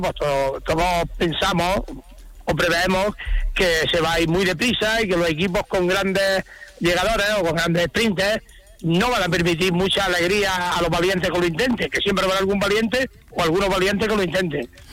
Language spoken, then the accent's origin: Spanish; Andalusia, Spain; somos andaluces